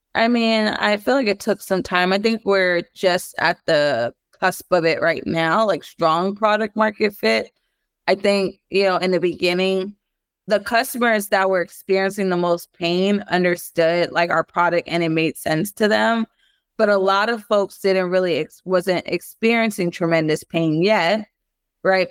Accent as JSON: {"language": "English", "town": "Los Angeles", "region": "California", "country": "United States", "said": "I'm from South Central Los Angeles, born to two Belizean parents."}